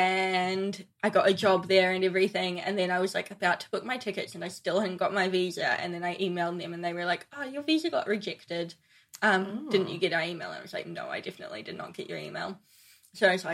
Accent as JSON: {"language": "English", "country": "New Zealand", "also_born_or_lived": "Paris", "moved": "as an adult", "said": "I'm from New Zealand"}